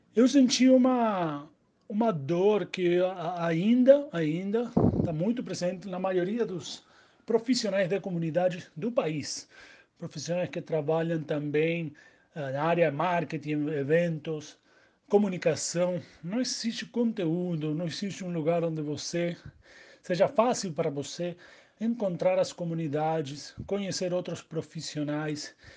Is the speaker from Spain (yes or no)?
no; Argentina; Portuguese is a second language; moved away as an adult; also born or lived in Uruguay; now in Brazil; argentino, reside no Brasil faz sete anos